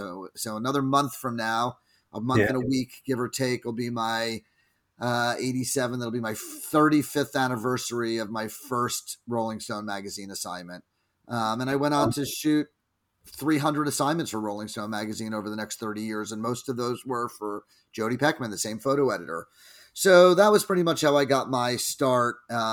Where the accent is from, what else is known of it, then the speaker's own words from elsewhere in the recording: New Jersey, United States; now in San Francisco, United States; I was raised in New Jersey on the East Coast here in the United States, and I picked up a camera at about age 16